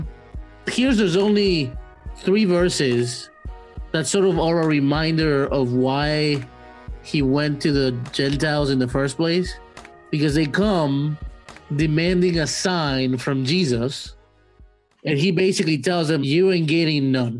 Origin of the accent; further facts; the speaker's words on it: Mexico; now in United States; I'm from Mexico